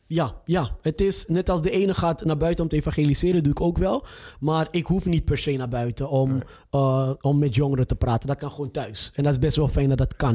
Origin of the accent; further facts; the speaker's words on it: Amsterdam, North Holland, Netherlands; moved away as an adult; also born or lived in IJburg; now in Almere, Netherlands; Ik kom uit Amsterdam